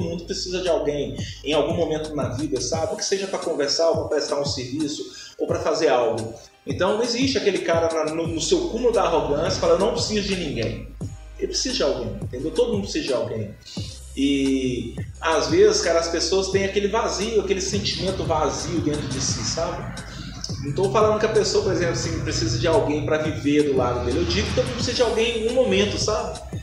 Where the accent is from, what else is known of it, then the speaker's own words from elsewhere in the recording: Betim, Minas Gerais, Brazil; eu originalmente eu sou do Romero Gil, represento o Romero Gil. Hoje eu moro no Ponte Alta, mas a quebrada que eu defendo aí é o Romero. É a quebrada que eu cresci